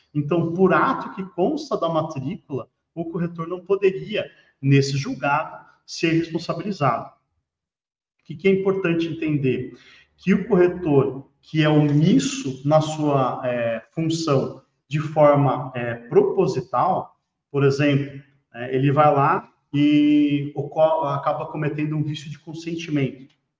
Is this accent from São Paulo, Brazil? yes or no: no; Paraná, Brazil; eu sou do Paraná